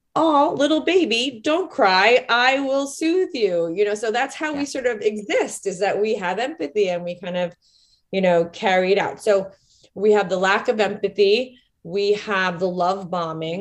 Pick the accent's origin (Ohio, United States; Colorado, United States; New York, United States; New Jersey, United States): New York, United States; Rockland County; I grew up in Rockland County, New York